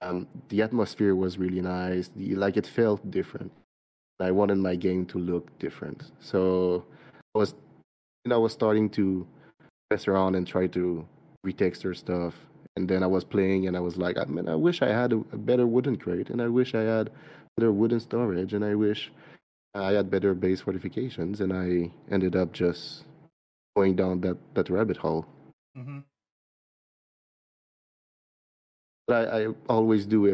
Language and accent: English; Quebec, Canada; accent: French-Canadian; I'm from Quebec, so I'm a French-Canadian. Yep. That's where the accent is from. I'm from a small village. We're about 300 people, so it's really, so it's not a town at all. And I grew up there